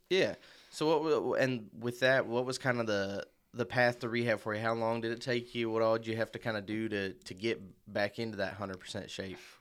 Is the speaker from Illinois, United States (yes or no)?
yes; Marion, Illinois, United States; I'm from Marion, Illinois myself, um, but I always grew up a Kentucky fan